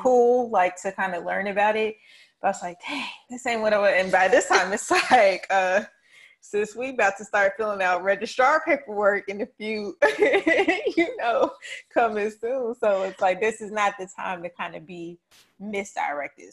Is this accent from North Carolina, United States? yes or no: yes; Charlotte, North Carolina, United States; I am born and raised in the Queen City of Charlotte, North Carolina, East East.